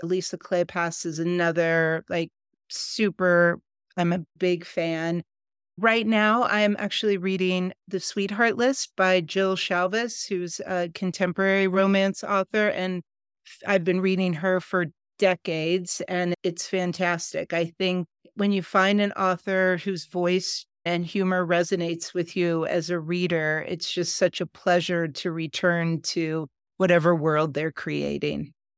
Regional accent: Ohio, United States; moved away as an adult; now in Colorado, United States; I grew up in the Midwest in America, in Ohio, and I've lived for the past 30 years in Colorado

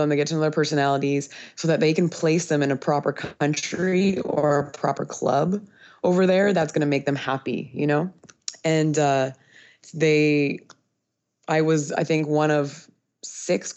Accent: North Vancouver, British Columbia, Canada; moved away as an adult; also born or lived in Wyoming, United States / Europe; now in Honduras; I am originally from North Vancouver, British Columbia, Canada.

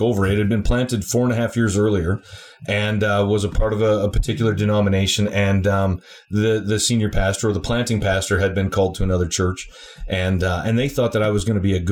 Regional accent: Alberta, Canada; I'm Albertan

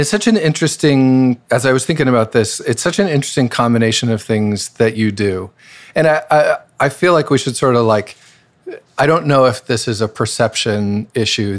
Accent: Boise, Idaho, United States; moved away; I'm from Boise, Idaho

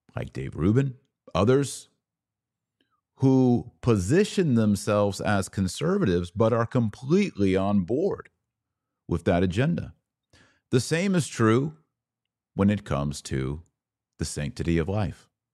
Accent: United States; as an American

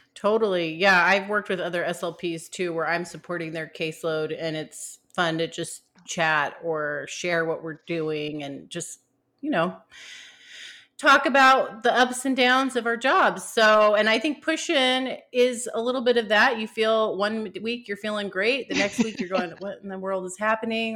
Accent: California, United States; I'm from California too

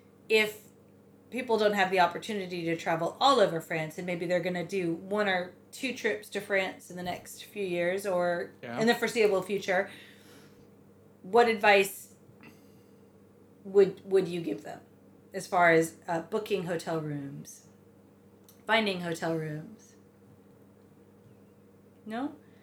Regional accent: United States; I'm American.

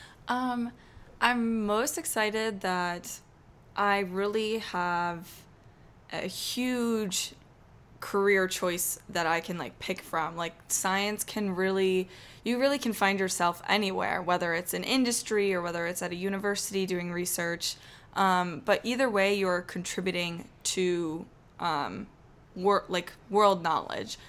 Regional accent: Chittenango, New York, United States; I'm from Chittenango, New York, which is east of Syracuse

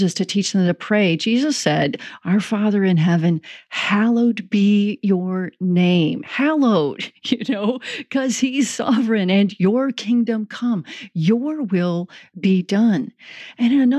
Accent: Chicago, Illinois, United States; also born or lived in South Bend, Indiana / Oklahoma; now in Kansas City, United States; I grew up in the Chicago area and we got snow regularly

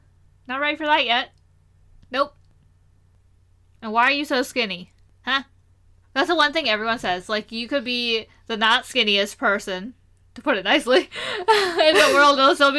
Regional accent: India; So, whenever we say that we're Indian, we're also automatically assumed to be Hindu.

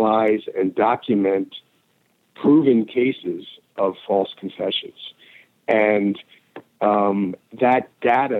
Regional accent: Philadelphia, Pennsylvania, United States; moved away as an adult; now in Chicago, United States; my hometown of Philadelphia

